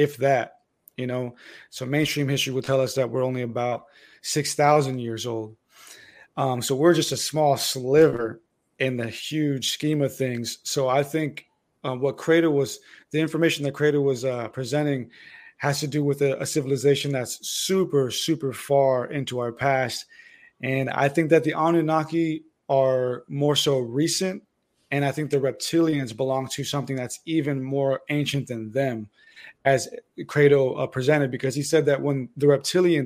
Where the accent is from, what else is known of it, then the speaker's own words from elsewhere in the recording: United States; I was born in America, so American Mexican